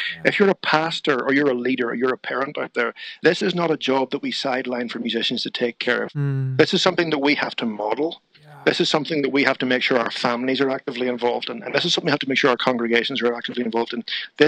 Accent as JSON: {"language": "English", "country": "Ireland", "tie": "born or raised there", "said": "Well, I grew up in Ireland. I grew up in a Christian home, musical parents as well."}